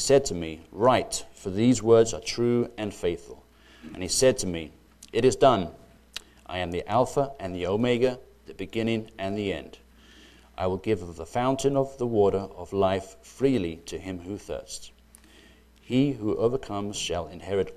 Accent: United Kingdom; I grew up in Britain, and My parents are from the Republic of Ireland

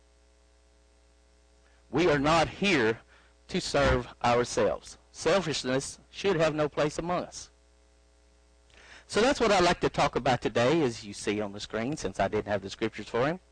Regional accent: Arkansas, United States; You can tell I'm from Arkansas by my accent

